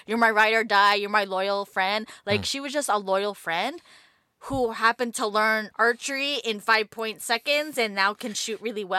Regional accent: East Coast, United States; Growing up in the East Coast.

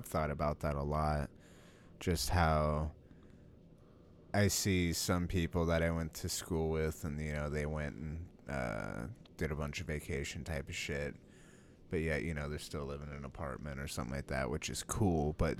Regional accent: United States; we're American.

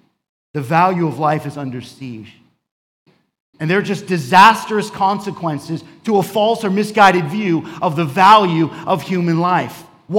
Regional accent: New York, United States; also born or lived in Florida; And I grew up in New York and South Florida, between these two places.

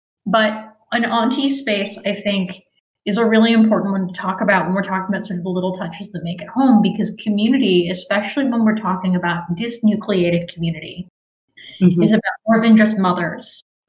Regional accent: Fort Greene, New York, United States; Like, I grew up in Fort Greene. I have aunties and uncles who are not related to me. They are the aunties and uncles of my block.

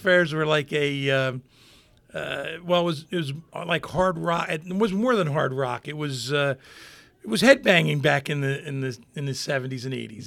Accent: Hammonton, New Jersey, United States; born and raised in Hamilton, graduated in the same class

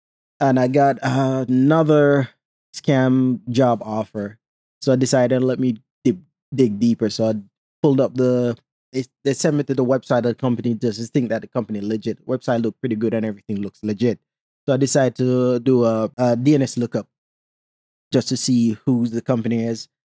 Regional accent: Jamaica; So I put on my Jamaican accent and told him, don't call about this number again. And they were surprised that another Jamaican was on there.

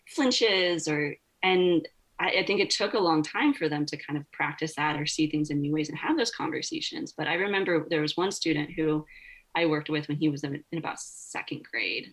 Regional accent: Oregon, United States; I grew up in Oregon. You know, timber is timber country.

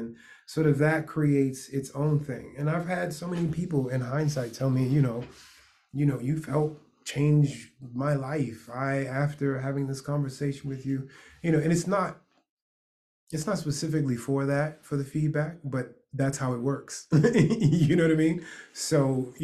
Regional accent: New York, United States; I'm a New Yorker

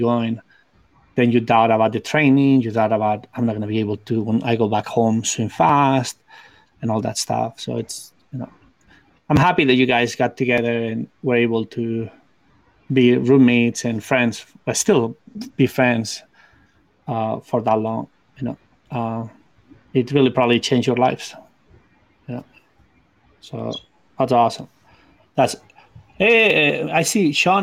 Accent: Spain; English is a second language; moved away as an adult; now in United States; I came from Spain, and I didn't have English

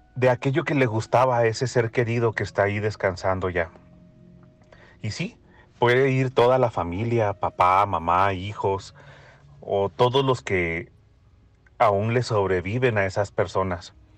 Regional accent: northern Mexico, Mexico; como mexicano

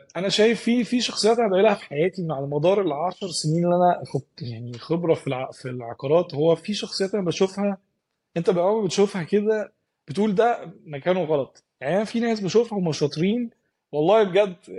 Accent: Egypt; now in Dubai, United Arab Emirates; احنا كمصريين

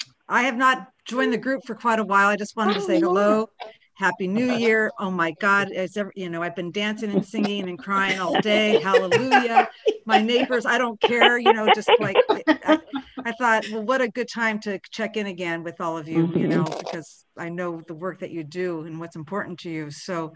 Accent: Saratoga, California, United States; moved away as an adult; also born or lived in Washington, D.C.; I'm in the Bay Area. I'm in where I grew up in Saratoga.

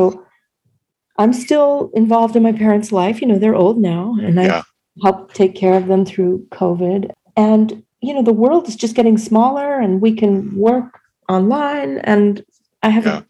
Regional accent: New England, United States; No, because I am from New England, you know.

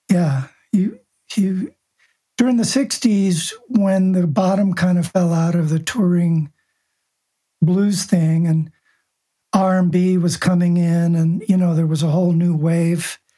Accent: Buenos Aires, Argentina; Buenos, Argentina. Yeah, Buenos Aires.

